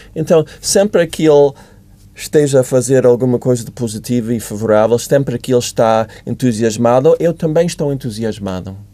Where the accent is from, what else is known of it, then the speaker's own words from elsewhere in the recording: United States; Portuguese is a second language; moved away as an adult; also born or lived in Africa; now in Portugal; eu sou dos Estados Unidos